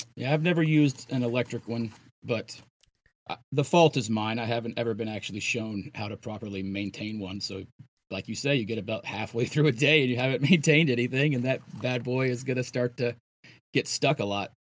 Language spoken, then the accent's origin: English; Florida, United States; I'm from Florida